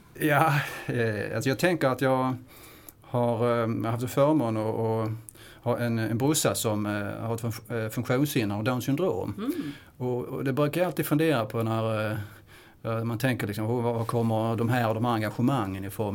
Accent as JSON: {"language": "Swedish", "town": "Kristianstad", "region": "Skåne", "country": "Sweden", "said": "jag kommer från Kristianstad som är inte så långt ifrån Småland. Men det, det är faktiskt Skåne"}